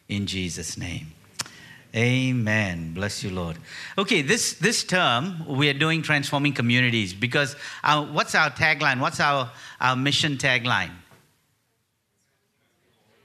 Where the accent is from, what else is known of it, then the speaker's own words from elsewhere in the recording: Malaysia; we're from Malaysia, she's Chinese in her makeup and I'm Sri Lankan in mine